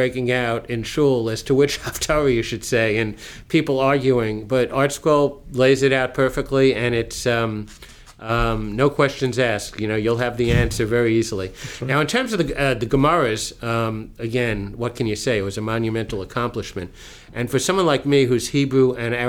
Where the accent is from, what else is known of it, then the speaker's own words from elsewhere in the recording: West Hempstead, New York, United States; moved away; also born or lived in Teaneck, New Jersey; growing up in West Hempstead